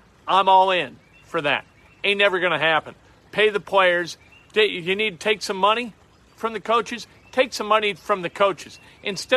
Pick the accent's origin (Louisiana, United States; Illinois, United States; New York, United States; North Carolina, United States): Illinois, United States; Chicago; moved away as an adult; And I grew up in Chicago, and I lived in Chicago through my 20s.